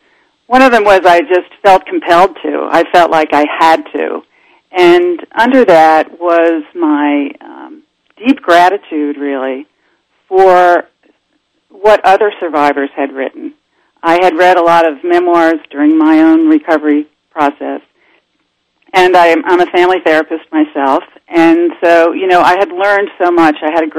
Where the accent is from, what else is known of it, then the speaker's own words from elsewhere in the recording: Brooklyn, New York, United States; Well, my story, you know, I grew up in Brooklyn, New York, and my father was a prominent physician.